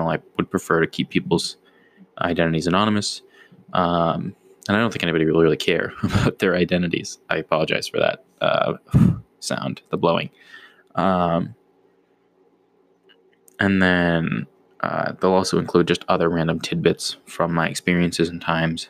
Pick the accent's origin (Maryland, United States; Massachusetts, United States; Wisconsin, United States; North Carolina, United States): Massachusetts, United States; Boston; I am Bostonian.